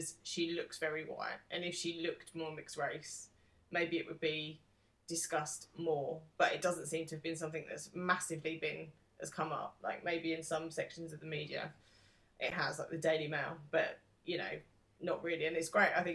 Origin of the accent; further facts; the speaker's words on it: United Kingdom; in our generation as a British person